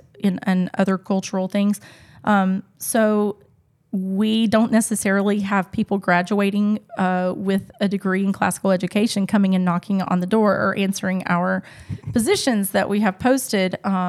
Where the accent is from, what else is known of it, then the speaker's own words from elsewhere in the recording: the Bible Belt, United States; now in Casablanca, Morocco; I come from the Bible Belt.